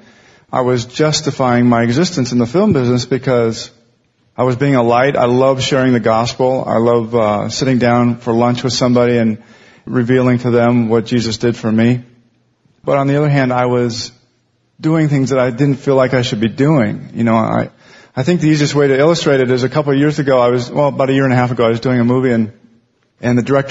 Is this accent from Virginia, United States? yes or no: no; Montana, United States; moved away as an adult; also born or lived in Los Angeles area; now in Los Angeles, United States; I'm from Montana. I moved down here to work in the film business about 15 years ago